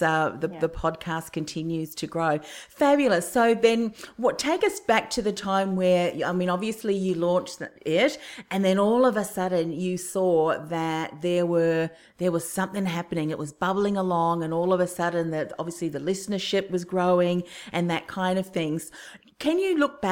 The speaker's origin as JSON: {"language": "English", "country": "New Zealand", "also_born_or_lived": "Melbourne, Victoria", "moved": "yes", "said": "I'm from New Zealand"}